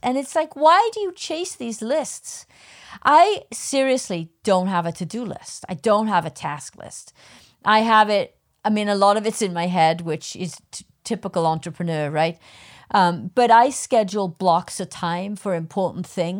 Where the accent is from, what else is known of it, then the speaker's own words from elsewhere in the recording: United Kingdom; I'm a Brit